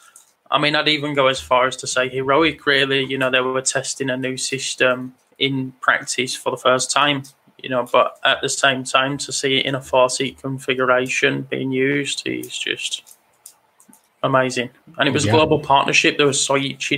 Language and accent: English; England, United Kingdom; I'm English